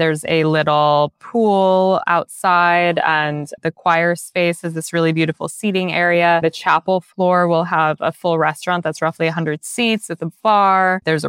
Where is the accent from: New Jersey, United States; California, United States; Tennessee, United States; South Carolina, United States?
California, United States; Los Angeles; I grew up in LA on the West Side, and for me, LA is definitely about the ocean in a lot of ways and the beach.